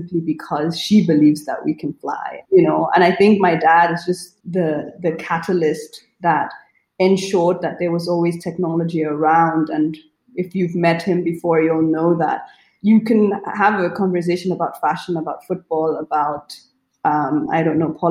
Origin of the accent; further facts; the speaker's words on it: Nigeria; moved away as an adult; also born or lived in Germany; I grew up in Nigeria, right? So even though I went to a German school in Nigeria, it was still home